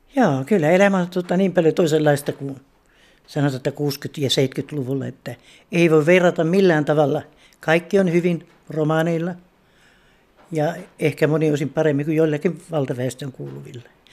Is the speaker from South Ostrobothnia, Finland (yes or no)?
yes; Alajärvi, South Ostrobothnia, Finland; moved away as an adult; now in Pori, Finland; Mä olen kotoisin Alajärveltä. Muuttanut tänne kaksituhatta.